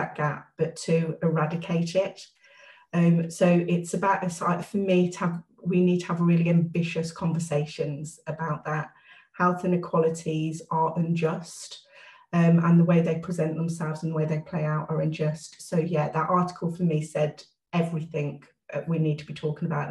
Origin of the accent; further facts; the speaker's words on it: Midlands, United Kingdom; moved away as an adult; now in Wiltshire, United Kingdom; I grew up in the Midlands. I moved to Wiltshire back in 2003.